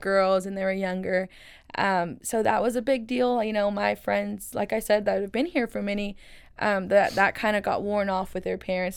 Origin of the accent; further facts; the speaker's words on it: Waco, Texas, United States; first language Spanish; English is a second language; I was born and raised here in Waco, Texas